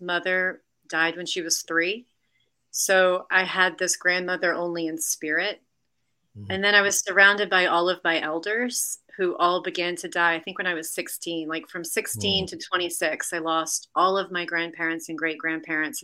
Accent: New Orleans, Louisiana, United States; I'm from New Orleans. And so I was just raised in a city where we all lean into the death culture

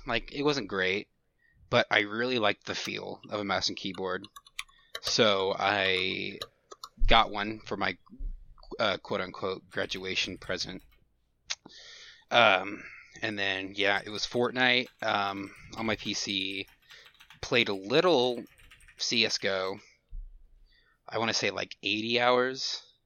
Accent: Houston area, Texas, United States; I've lived in the same town my whole life. It's, I'm not gonna say the name of the city, but, um, it's, it's in the Houston area

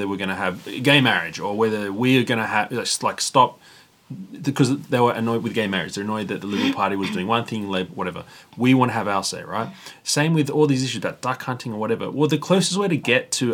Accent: Sydney, New South Wales, Australia; now in Melbourne, Australia; I'm from Sydney

